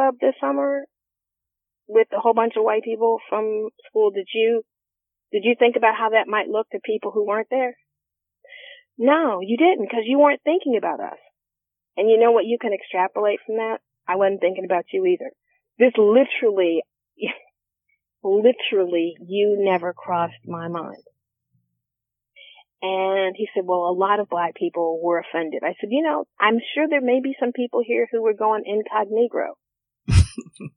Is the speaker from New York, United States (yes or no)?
no; Columbus, Ohio, United States; I'm from Columbus. I went to Columbus School for Girls